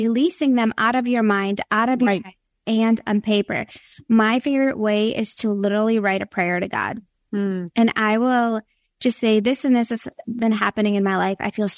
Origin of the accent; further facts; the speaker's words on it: Minnesota, United States; moved away as an adult; also born or lived in Latvia; now in Florida, United States; I was born in Latvia, which is in Europe. So I have a mixture of all these things in my background. I moved to the States when I was 9, but yes, so I grew up in Minnesota for a big chunk of my life.